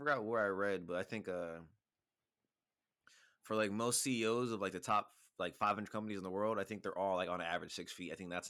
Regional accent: Canada; I said I'm Canadian. That's all I said.

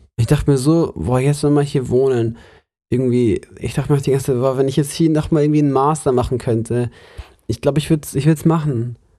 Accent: Munich, Bavaria, Germany; moved away; also born or lived in Lörrach; ich komme aus München, aus der Großstadt

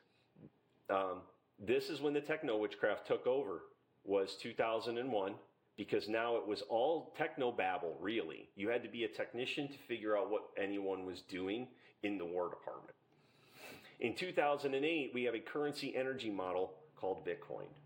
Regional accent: Little Valley, Pennsylvania, United States; I'm from Little Valley in Pennsylvania

